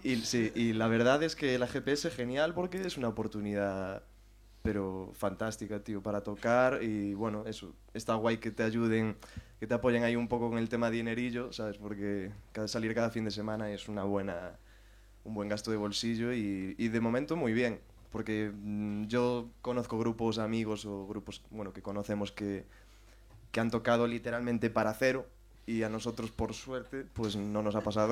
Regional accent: O Carballiño, Galicia, Spain; moved away as an adult; now in Madrid, Spain; yo soy de Ourense, que es en, bueno, de Carballiño, que es en la provincia de Ourense

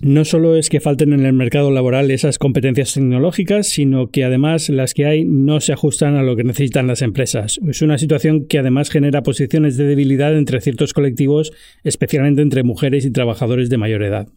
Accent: Spain; en España estamos a la cola del mundo

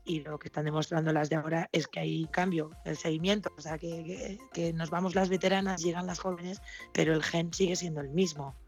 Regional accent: Basque Country, Spain; also born or lived in San Sebastián; para jugar las, las categorías de ahí me llevaron a la selección de Euskadi

